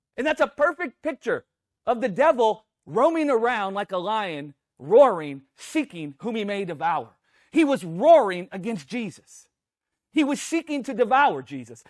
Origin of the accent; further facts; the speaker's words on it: Louisiana, United States; we grew up in Louisiana